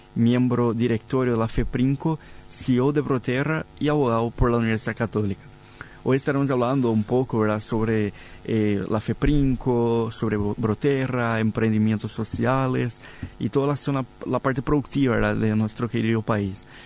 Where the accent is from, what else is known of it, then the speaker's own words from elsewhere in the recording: Paraguay; para nosotros como paraguayos